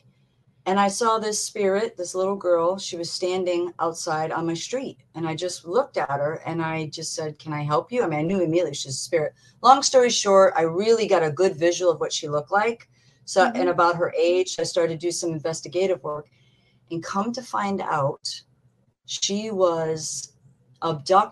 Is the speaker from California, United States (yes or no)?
no; Massachusetts, United States; also born or lived in Sturbridge, Massachusetts; we were living in Sturbridge, Massachusetts, because we're both from Massachusetts.